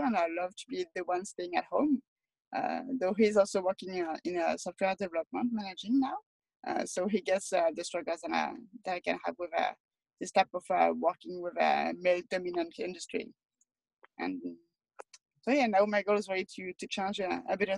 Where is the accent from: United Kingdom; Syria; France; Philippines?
France; moved away as an adult; now in Toronto, Canada; I'm from France, and I've grew up in a lot smaller city than Toronto